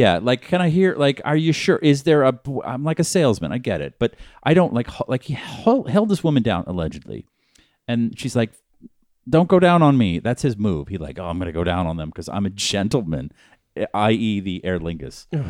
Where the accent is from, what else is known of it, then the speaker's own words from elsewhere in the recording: Boston, Massachusetts, United States; now in Los Angeles, United States; I'm from Boston